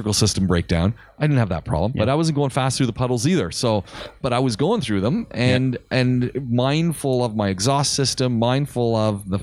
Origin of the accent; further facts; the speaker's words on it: Canada; moved away; I come from North America. I come from Canada. I've driven in snow